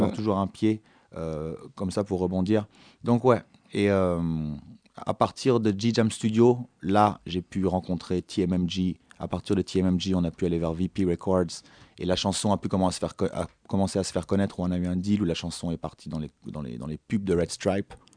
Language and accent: French; France; also born or lived in Jamaica; je suis français, j'ai la chance d'être parti en Jamaïque à l'âge de 15 ans pendant